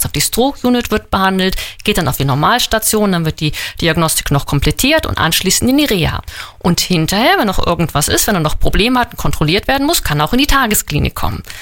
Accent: Northern Germany, Germany; Äh, nein, ich komme aus Norddeutschland.

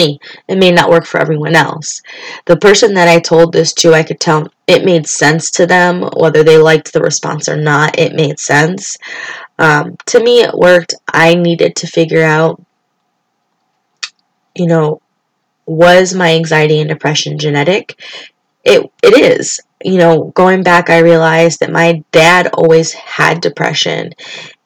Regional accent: Springfield, Massachusetts, United States; I grew up in Springfield, Massachusetts

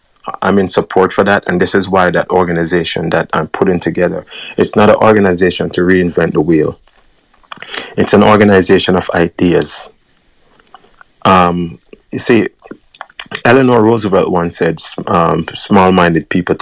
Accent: Kingston, Jamaica; moved away; I was born in Waterhouse in Kingston, and whenever I go back to Jamaica, I go right down in very, very, very rough area.

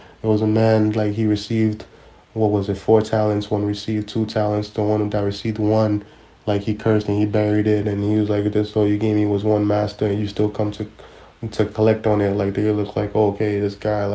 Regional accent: New York City, New York, United States; I'm a guy from Brooklyn

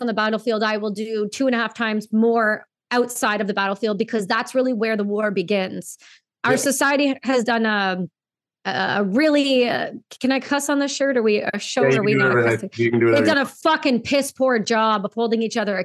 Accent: Canada; Being a Canadian veteran

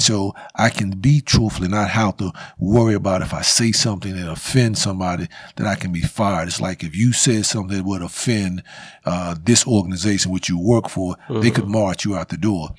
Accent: Winston-Salem, North Carolina, United States; I grew up in East Winston.

